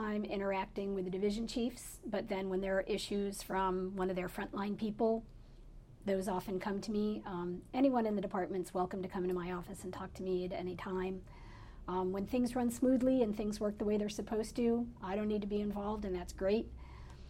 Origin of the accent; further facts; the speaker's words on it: Pennsylvania, United States; moved away as an adult; also born or lived in Connecticut; now in Maui, United States; I grew up in Connecticut and Pennsylvania. And in Pennsylvania, where I lived from when I was 8 years old through college